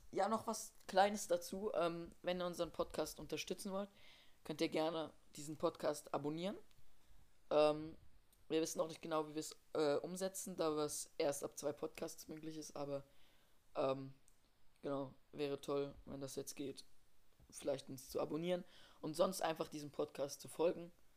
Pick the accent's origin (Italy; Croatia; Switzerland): Switzerland; bei uns in der Schweiz